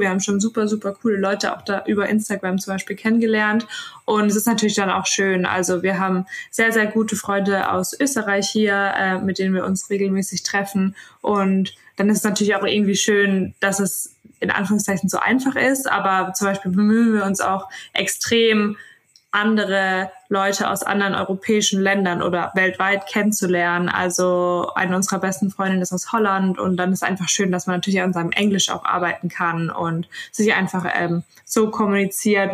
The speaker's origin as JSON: {"language": "German", "town": "Speyer", "region": "Rhineland-Palatinate", "country": "Germany", "also_born_or_lived": "Northern Germany", "moved": "yes", "lives_now": "Bali, Indonesia", "said": "Tatsächlich komme ich äh, gar nicht aus Norddeutschland. Also ich bin quasi nur zugezogen. Ich komme eigentlich aus Speyer, aus der Nähe von Mannheim"}